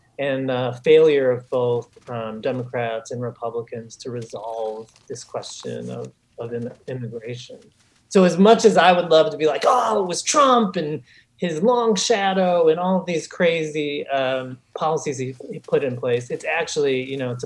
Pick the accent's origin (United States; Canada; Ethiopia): United States; Chicago, Illinois; growing up as a kid on the south side of Chicago